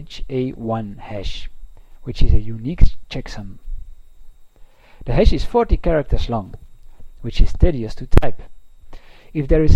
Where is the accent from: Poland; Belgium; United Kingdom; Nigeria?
Belgium; I am from Belgium.